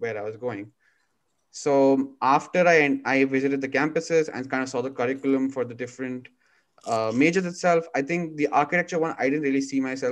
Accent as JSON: {"language": "English", "region": "Dubai", "country": "United Arab Emirates", "tie": "born or raised there", "moved": "yes", "lives_now": "California, United States", "said": "my growing up in Dubai"}